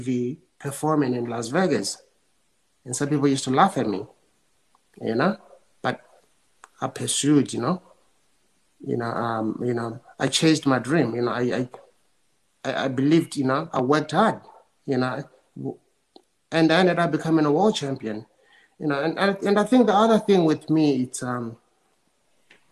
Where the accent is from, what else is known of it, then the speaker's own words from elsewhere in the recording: South Africa; I was born in South Africa during, you know, apartheid